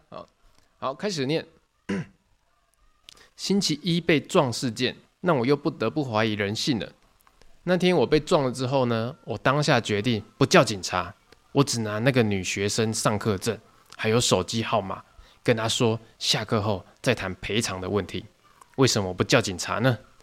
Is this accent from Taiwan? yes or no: yes; Tainan, Taiwan; 我是台南人